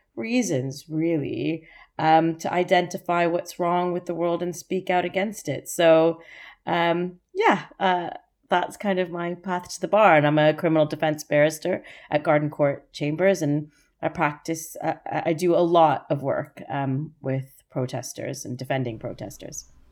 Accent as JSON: {"language": "English", "country": "Canada", "also_born_or_lived": "Toronto", "accent": "Canadian", "moved": "yes", "said": "I don't know if you can tell from my accent, I'm Canadian"}